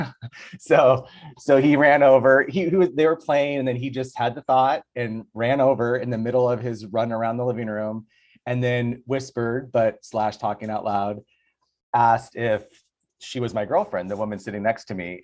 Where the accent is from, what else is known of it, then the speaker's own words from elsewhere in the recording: Tucson, Arizona, United States; now in Los Angeles, United States; I'm from Tucson